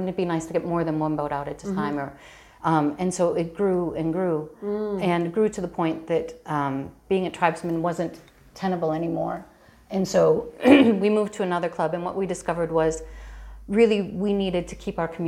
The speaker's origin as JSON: {"language": "English", "town": "Chicago", "region": "Illinois", "country": "United States", "tie": "born or raised there", "moved": "as an adult", "lives_now": "Galway, Ireland", "said": "I grew up in Chicago to an Irish mother and an American father."}